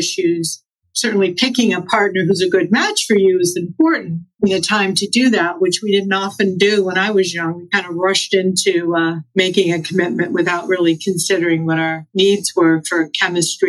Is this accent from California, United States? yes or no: yes; Los Angeles, California, United States; I'm from Los Angeles